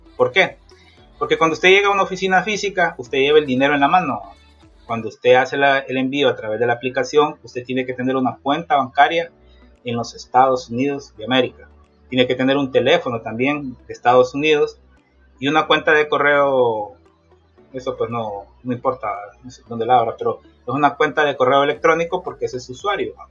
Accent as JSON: {"language": "Spanish", "town": "Tegucigalpa", "region": "Francisco Morazán", "country": "Honduras", "tie": "born or raised there", "also_born_or_lived": "Florida, United States", "moved": "as an adult", "lives_now": "United States", "said": "soy originario de Tegucigalpa, Honduras"}